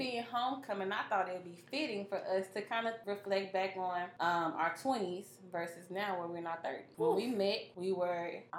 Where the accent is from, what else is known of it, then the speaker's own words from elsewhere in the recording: Monroe, Louisiana, United States; I grew up, at the time, it was a predominantly white high school. And I'm from Monroe